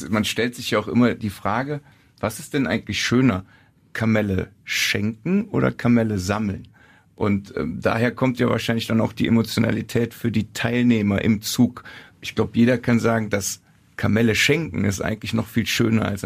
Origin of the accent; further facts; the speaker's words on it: Cologne, North Rhine-Westphalia, Germany; Ich bin hier im Rechtsrheinischen groß geworden. Ich bin in Köln-Kalk zur Schule gegangen.